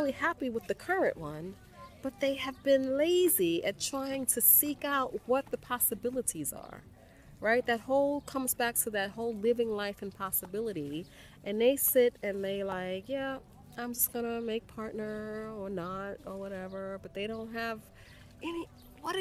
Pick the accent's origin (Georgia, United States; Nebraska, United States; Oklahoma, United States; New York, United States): New York, United States; New York City; moved away as an adult; also born or lived in Paris, France; now in Dakar, Senegal; I'm from the South Bronx